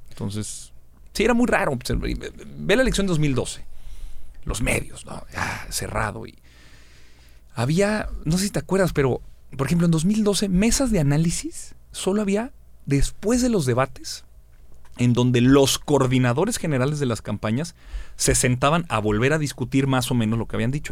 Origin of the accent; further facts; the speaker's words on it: Torreón, Coahuila, Mexico; Yo nací en Torreón.